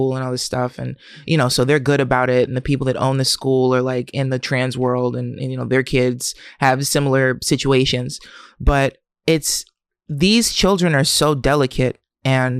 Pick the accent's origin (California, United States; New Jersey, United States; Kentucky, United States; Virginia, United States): New Jersey, United States; Camden; I'm from Camden